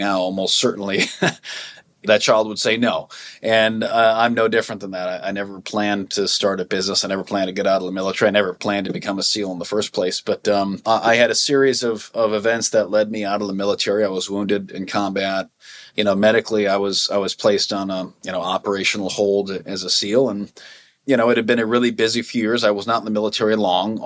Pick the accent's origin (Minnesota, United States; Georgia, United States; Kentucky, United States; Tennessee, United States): Minnesota, United States; now in Montana, United States; I grew up, as I said, on a lake in Minnesota